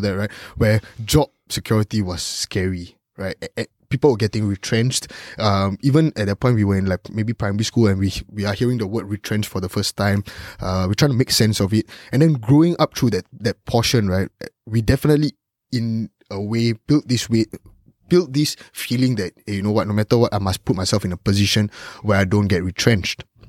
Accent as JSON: {"language": "English", "country": "Singapore", "tie": "born or raised there", "said": "growing up as a Singaporean"}